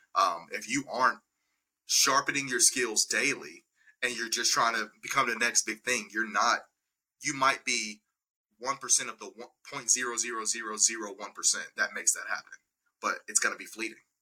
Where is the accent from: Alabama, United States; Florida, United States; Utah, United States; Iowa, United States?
Alabama, United States; Birmingham; moved away as an adult; now in Nashville, United States; born and raised in Birmingham, Alabama